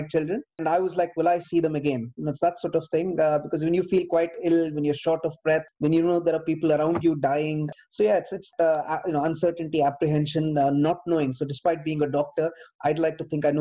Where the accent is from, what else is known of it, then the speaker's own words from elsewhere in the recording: Bangalore, Karnataka, India; now in United Kingdom; I grew up in Bangalore